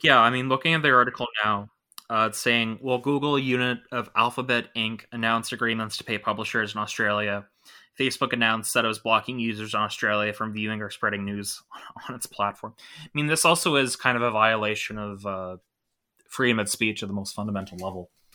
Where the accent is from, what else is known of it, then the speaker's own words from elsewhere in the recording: Toronto, Ontario, Canada; I'm from Toronto, Canada